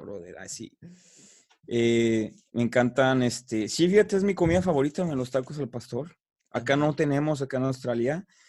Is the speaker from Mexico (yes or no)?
yes; Guadalajara, Jalisco, Mexico; yo soy originario de la ciudad de Guadalajara, soy tapatío